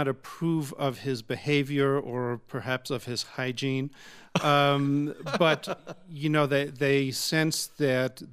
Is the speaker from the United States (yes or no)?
yes; Long Island, New York, United States; We grew up on Long Island together